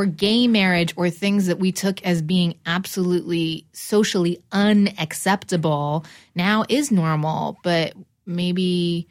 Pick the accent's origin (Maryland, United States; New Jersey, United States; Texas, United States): New Jersey, United States; I'm also from New Jersey, and I'm also half Persian.